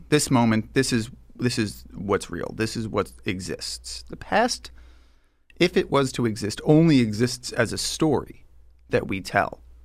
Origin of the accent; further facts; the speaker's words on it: Long Island, New York, United States; I grew up here in New York. I grew up on Long Island.